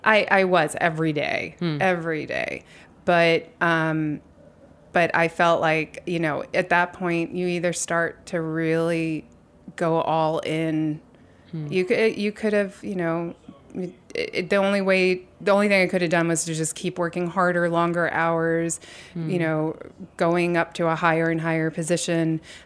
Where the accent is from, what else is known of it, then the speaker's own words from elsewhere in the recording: New York City, New York, United States; born there; I was born on Bleecker Street.